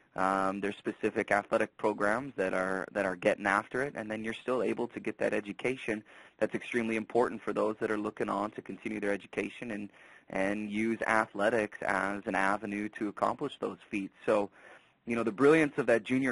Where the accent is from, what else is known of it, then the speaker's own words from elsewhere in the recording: Wisconsin, United States; moved away as an adult; also born or lived in Sheboygan, Wisconsin; now in Dodge City, United States; Growing up in Wisconsin, never knew where Kansas was on the map until I made the move out here